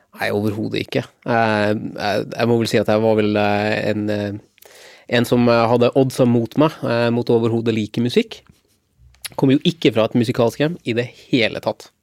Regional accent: Lofoten, Nordland, Norway; Jeg er 46 år, og jeg kommer ifra Lofoten.

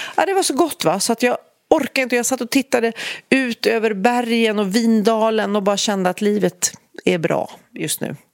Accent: Storholmen, Stockholm County, Sweden; min, min uppväxt på Storholmen

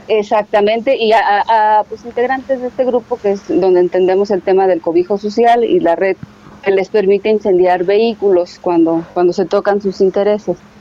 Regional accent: Mexico

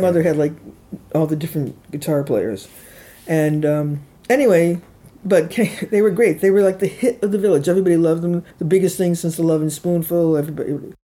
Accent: Chicago, Illinois, United States; also born or lived in Woodstock, New York / New York City / Mendocino; now in San Francisco, United States; I lived where I was born and raised in Chicago, Illinois.

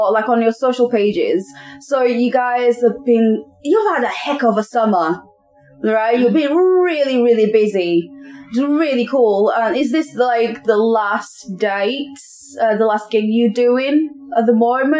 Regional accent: Leeds, Yorkshire and the Humber, United Kingdom; because I'm from Leeds, and then having to travel all the way to Cheltenham, it's a bit of like a 5-hour drive.

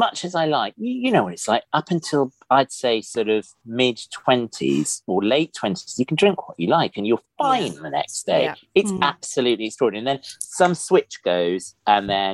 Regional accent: Oxford, South East England, United Kingdom; also born or lived in Iran; I was born in Iran. My dad's Iranian, was Iranian, died. But I came over to Oxford when I was one and grew up in Oxford

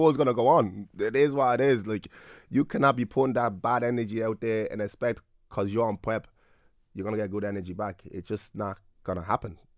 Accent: Clondalkin, Leinster, Ireland; me being a black young fella growing up in Clondalkin

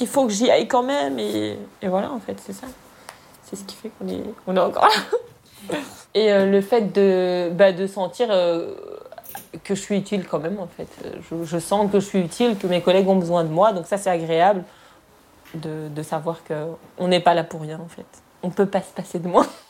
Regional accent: Morocco; now in Brussels, Belgium; je suis marocaine

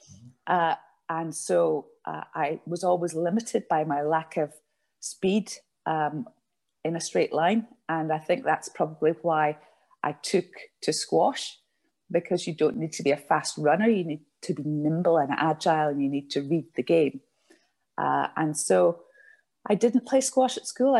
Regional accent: Glasgow, Scotland, United Kingdom; I was born in Glasgow and I went to secondary school in Glasgow

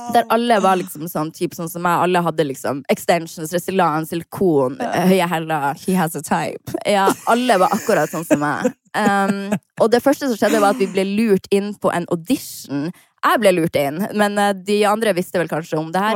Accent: Harstad, Troms, Norway; Jeg var hjemme i Harstad

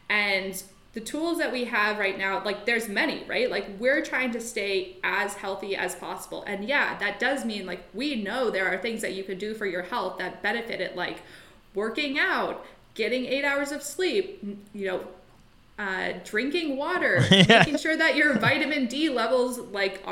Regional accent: Colorado, United States; also born or lived in London, England; now in Vancouver, Canada; I'm actually from Colorado originally, but I moved to Vancouver just over a year ago

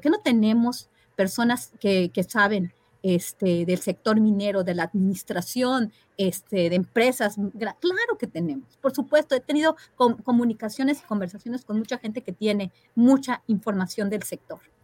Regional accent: Mexico; en mi país hay, hay promesas, hay otra visión de país

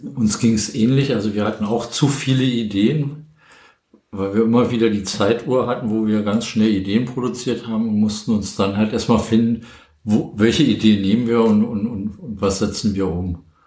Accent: Berlin, Germany; bin gebürtig aus Berlin

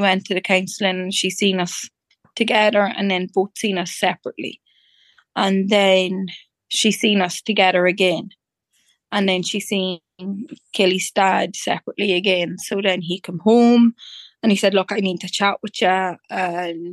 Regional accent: Dundalk, County Louth, Ireland; I'm from Dundalk in County Louth

